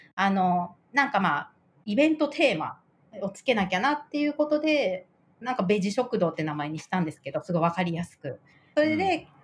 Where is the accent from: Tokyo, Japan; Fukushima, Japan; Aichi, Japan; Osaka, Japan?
Tokyo, Japan; moved away as an adult; also born or lived in France; now in Niigata, Japan; 東京、父は東京なんで、ずっと東京で生まれ育って